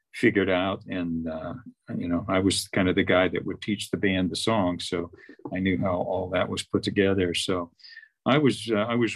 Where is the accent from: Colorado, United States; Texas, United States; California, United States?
Texas, United States; Fort Worth; moved away; I'm from Fort Worth